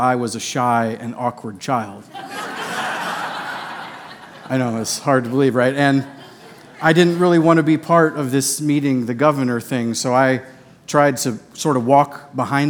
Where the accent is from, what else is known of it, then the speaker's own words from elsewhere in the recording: Boonville, Missouri, United States; I grew up in Boonville, Missouri, a town of about 8,000 people near Columbia